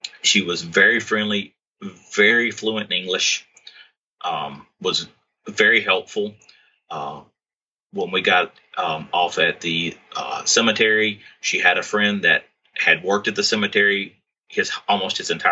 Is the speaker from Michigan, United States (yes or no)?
no; Alabama, United States; I was from Alabama